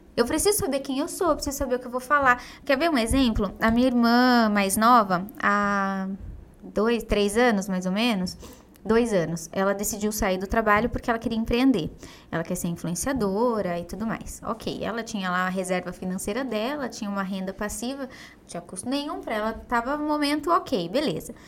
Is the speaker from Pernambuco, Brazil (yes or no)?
no; Diadema, São Paulo, Brazil; eu nasci e cresci, fui criada em Diadema, uma cidade super simples